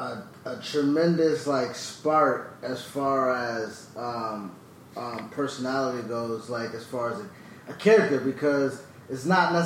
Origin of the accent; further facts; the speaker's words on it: Buffalo, New York, United States; I'm from Buffalo.